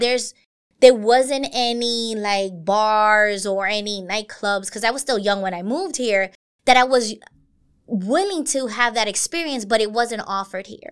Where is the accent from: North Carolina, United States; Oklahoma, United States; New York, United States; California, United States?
New York, United States; New York City; I grew up in Brooklyn